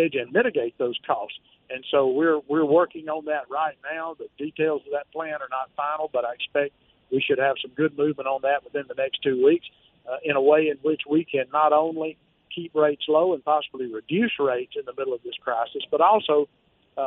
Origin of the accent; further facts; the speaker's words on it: United States; I'm an American